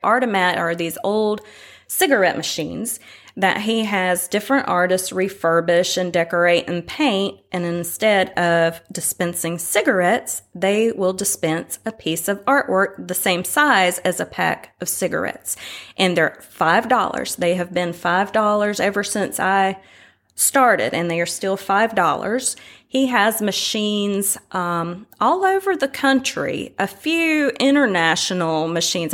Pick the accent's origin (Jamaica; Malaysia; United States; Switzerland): United States; Winston-Salem, North Carolina; moved away as an adult; now in Tybee Island, United States; I am from Winston-Salem, North Carolina, originally